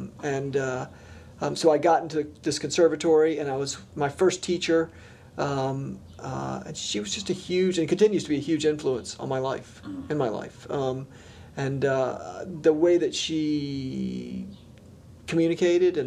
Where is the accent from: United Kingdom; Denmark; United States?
United States; North Carolina; also born or lived in New York City; I was born up right outside New York City and came down to North Carolina when I was pretty young, but still had a bunch of family in New York, so I was kind of back and forth.